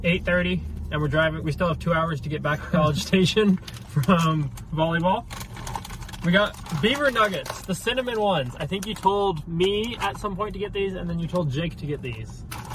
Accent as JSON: {"language": "English", "region": "Oregon", "country": "United States", "moved": "as an adult", "lives_now": "Texas, United States", "said": "I'm from Oregon. I'm new to Texas. I've been in Texas a month."}